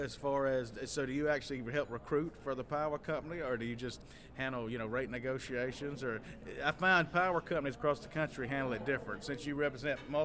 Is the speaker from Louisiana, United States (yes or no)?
yes; New Orleans, Louisiana, United States; accent: New Orleans; I've got my New Orleans accent out